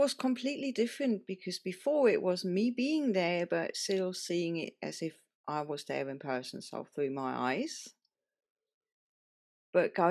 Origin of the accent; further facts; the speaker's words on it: Germany; now in Spain; I was born in Germany in a tiny, tiny, tiny village in the middle of nowhere, surrounded by forest.